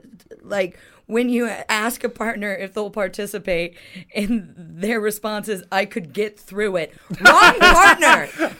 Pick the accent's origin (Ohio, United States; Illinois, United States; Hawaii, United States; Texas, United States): Ohio, United States; now in London, United Kingdom; I'm American, and I grew up in Ohio, which is the middle bit.